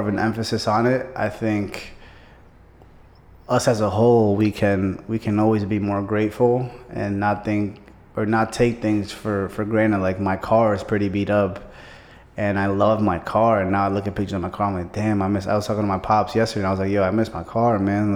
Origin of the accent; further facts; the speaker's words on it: New York City, New York, United States; moved away; I'm originally from Brooklyn, New York